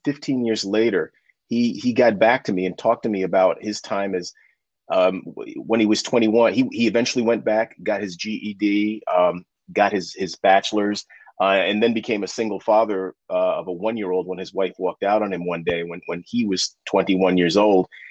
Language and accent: English; New York City, New York, United States; now in Hudson Valley, New York, United States; for most of my life, I grew up in Harlem, specifically Spanish Harlem